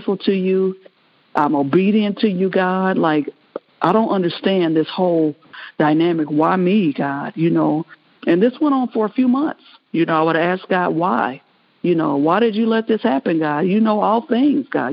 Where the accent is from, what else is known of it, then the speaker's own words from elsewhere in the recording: Kansas City, Missouri, United States; I'm from Kansas City, Missouri